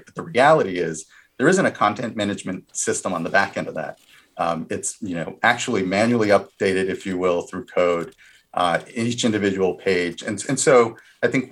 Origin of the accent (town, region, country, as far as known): California, United States; also born or lived in Washington, D.C.